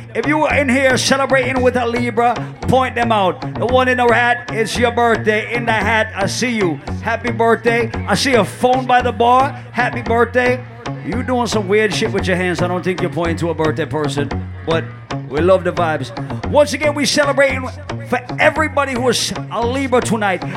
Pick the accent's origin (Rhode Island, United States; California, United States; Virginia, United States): Rhode Island, United States; Rhode Island, my hometown, my family